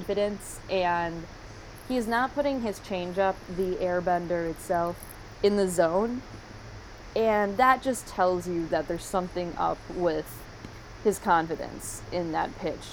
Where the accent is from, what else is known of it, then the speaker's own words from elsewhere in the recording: Green Bay, Wisconsin, United States; I'm from Green Bay